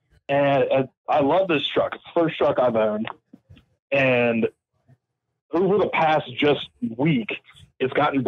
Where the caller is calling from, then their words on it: Kentucky, United States; I live in Northern Kentucky.